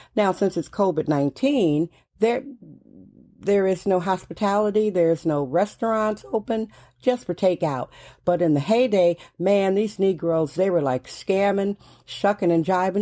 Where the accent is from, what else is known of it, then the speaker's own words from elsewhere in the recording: Milwaukee, Wisconsin, United States; moved away as an adult; now in San Francisco, United States; I am originally from Milwaukee, Wisconsin.